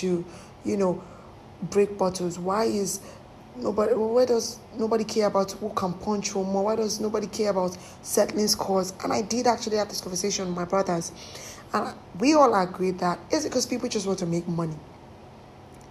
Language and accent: English; Lagos, Nigeria; I come from Mushi